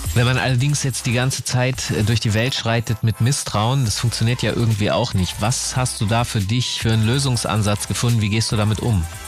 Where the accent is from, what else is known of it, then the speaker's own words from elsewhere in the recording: Hanover, Lower Saxony, Germany; ich aus Hannover komme